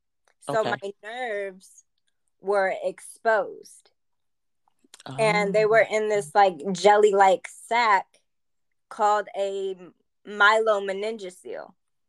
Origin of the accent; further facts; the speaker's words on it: Germany; born there; my parents are military, so I was born in Germany back in 96